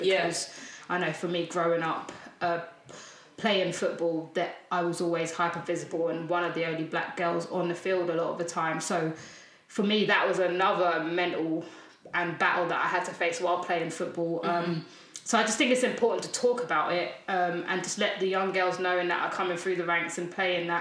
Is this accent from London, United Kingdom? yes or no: yes; London, United Kingdom; I'm growing up in South London.